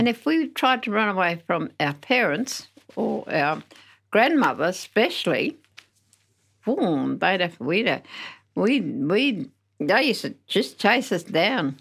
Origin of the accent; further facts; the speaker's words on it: Narrogin, Western Australia, Australia; also born or lived in Geraldton; I'm from Narrajin in the Southwest